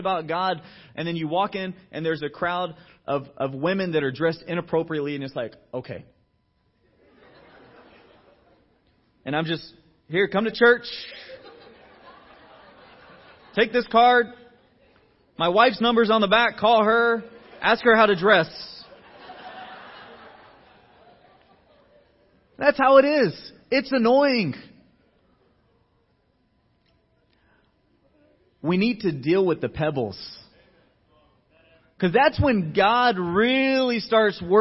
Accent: Georgia, United States; moved away as an adult; I was brought up in Georgia. I went to high school and college out there

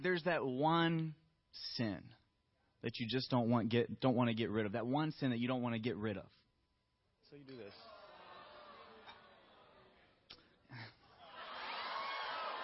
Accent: the South, United States; I'm from the South

